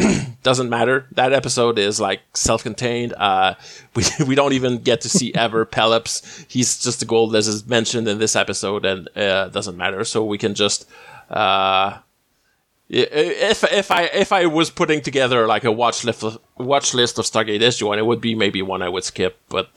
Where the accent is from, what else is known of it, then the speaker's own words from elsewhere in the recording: Canada; the only Canadian on this episode